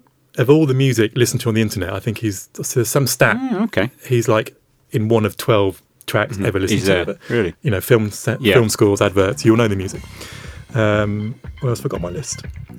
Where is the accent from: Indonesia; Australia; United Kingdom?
United Kingdom; yes, we're all British.